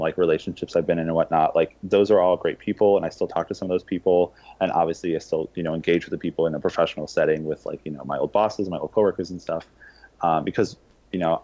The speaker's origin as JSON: {"language": "English", "region": "Ohio", "country": "United States", "moved": "yes", "said": "I am from Ohio originally"}